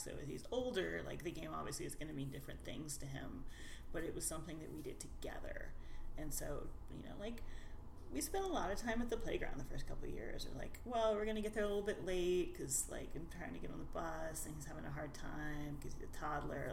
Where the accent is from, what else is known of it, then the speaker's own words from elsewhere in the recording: Nashville, Tennessee, United States; moved away as an adult; now in Seattle, United States; I grew up in Nashville, Tennessee, and I uh, wandered around the world for a bit before ending up here